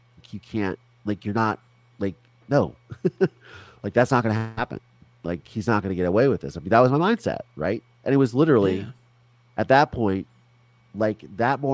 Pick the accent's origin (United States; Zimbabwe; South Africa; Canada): United States; Virginia; moved away; Because I grew up in Virginia when I lived there. I grew up in the Chesapeake Bay